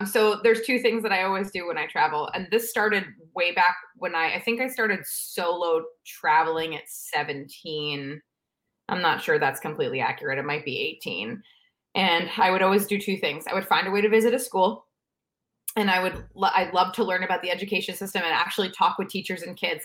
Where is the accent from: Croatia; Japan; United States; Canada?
United States; New York City, New York; moved away as an adult; also born or lived in Pennsylvania; I, I grew up in New York